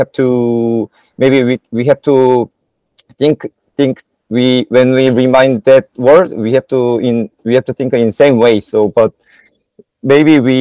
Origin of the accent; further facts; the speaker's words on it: South Korea; also born or lived in Spain; we Koreans